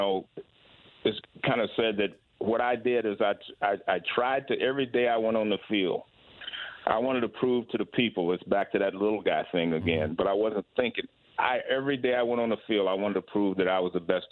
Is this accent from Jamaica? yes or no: no; Bay Area, California, United States; I grew up here in the Bay Area